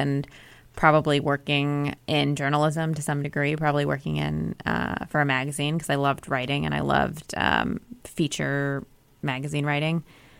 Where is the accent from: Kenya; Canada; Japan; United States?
United States; Iowa City, Iowa; when I was 16, I was a sophomore in high school growing up in Iowa City, Iowa, university town where my family lived. And I spent most of my life growing up.